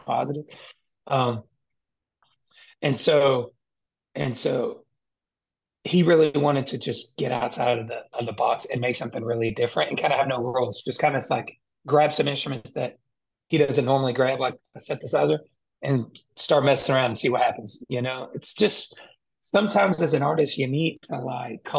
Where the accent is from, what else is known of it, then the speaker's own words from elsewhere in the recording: Georgia, United States; I'm from Georgia